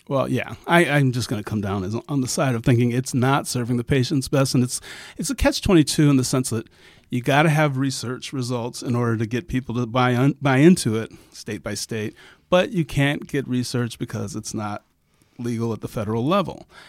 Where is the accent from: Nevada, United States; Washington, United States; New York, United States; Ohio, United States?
Ohio, United States; my home state